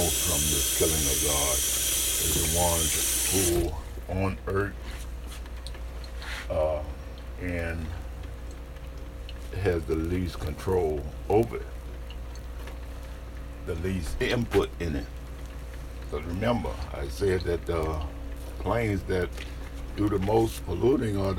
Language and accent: English; New Orleans, Louisiana, United States; moved away; I grew up in New Orleans and I didn't know nothing but New Orleans